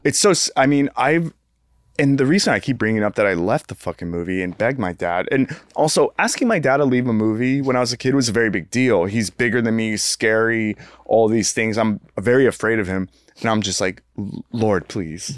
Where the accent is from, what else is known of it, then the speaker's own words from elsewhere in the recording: United States; as an American